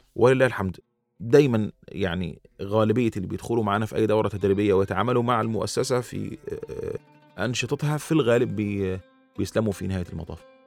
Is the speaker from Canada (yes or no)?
no; Upper Egypt, Egypt; also born or lived in Rwanda; عندنا في الصعيد